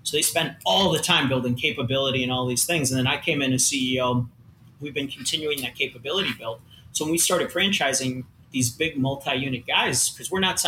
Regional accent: Long Island, New York, United States; Exactly. I lost it living in the Midwest. I'm a New Yorker. I grew up on Long Island, right?

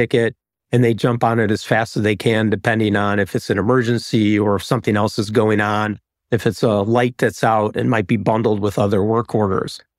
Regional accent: Chicago, Illinois, United States; moved away as an adult; also born or lived in Atlanta; I'm from Chicago, is, is my wife, but we moved to Atlanta for an opportunity

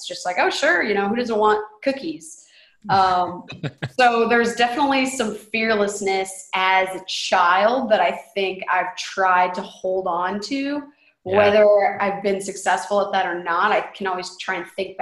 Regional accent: Indiana, United States; moved away as an adult; also born or lived in Nashville; I'm from Indiana, so I came on down

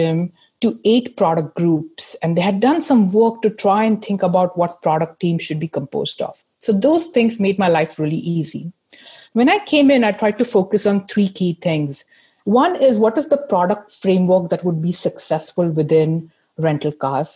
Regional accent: India; moved away as an adult; also born or lived in United States / Seattle / Manchester; now in United Kingdom; I grew up in India

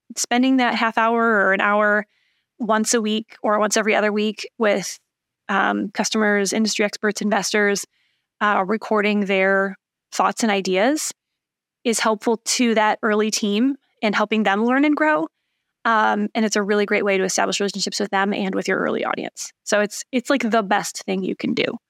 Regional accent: Lansing, Michigan, United States; accent: Michigan; also born or lived in Chicago; now in Indianapolis, United States; I'm from Michigan, um, the mitten shaped motherland, as I like to call it

